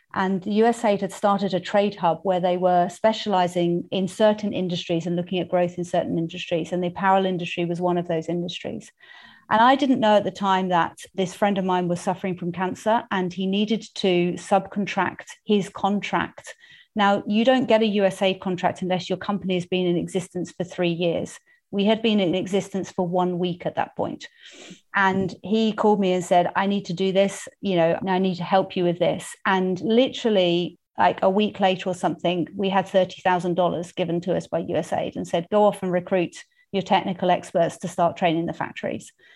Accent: United Kingdom; accent: English; also born or lived in Tanzania; I am English, in case you hadn't worked that one out from my accent. I was born and brought up in the U K

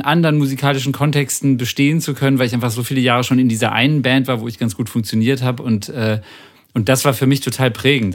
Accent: Bremen, Germany; ich komme aus Bremen

